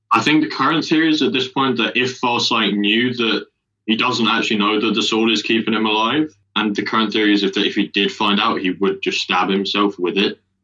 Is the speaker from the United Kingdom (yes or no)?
yes; United Kingdom; as a Brit